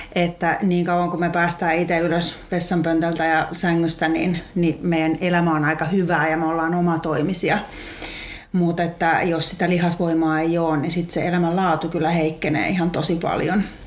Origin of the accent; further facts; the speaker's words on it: Lahti, Päijät-Häme, Finland; mulla se on sieltä ihan Lahdesta hiihtokaupungista olen kotoisin ja siellä ihan ala-asteella oli liikuntaluokalla